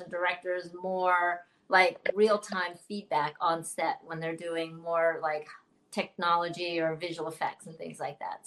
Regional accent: Oakland, California, United States; also born or lived in Chicago; now in Southern California, United States; I'm from California yeah. originally, Bay Area, Oaktown

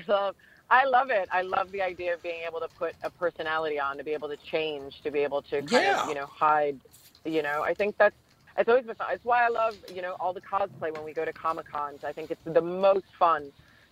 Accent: New York, United States; I grew up in New York

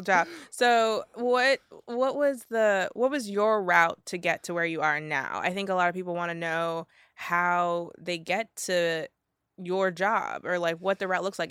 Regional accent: Miami, Florida, United States; moved away; also born or lived in Jamaica (ancestry); I'm from Miami

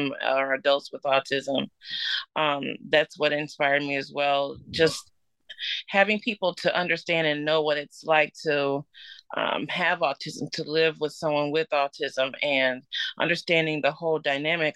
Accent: Milwaukee, Wisconsin, United States; I born and raised here in Wisconsin and Milwaukee all my life

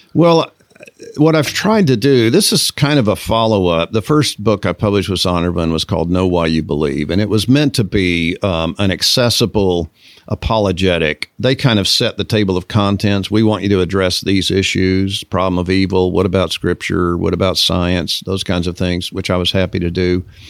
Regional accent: Texas, United States; university in Texas near my hometown

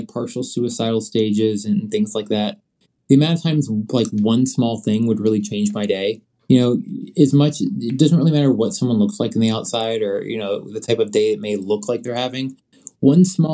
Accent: Virginia, United States; also born or lived in Scotland; where I grew up at in Virginia

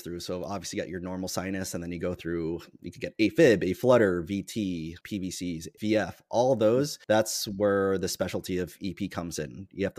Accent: New York, United States; I am from New York.

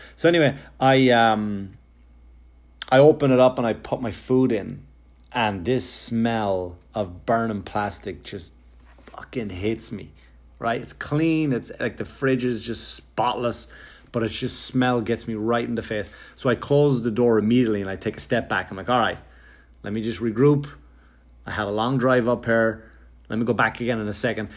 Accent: Wexford, Leinster, Ireland; me growing up in Wexford, Ireland

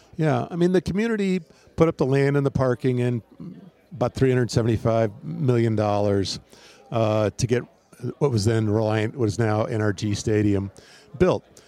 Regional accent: Wisconsin, United States; also born or lived in Houston / Portland; now in Phoenix, United States; growing up in Wisconsin

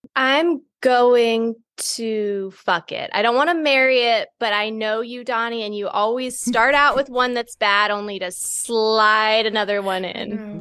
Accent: Maryland, United States; My family, we're from Maryland, but we're not city people.

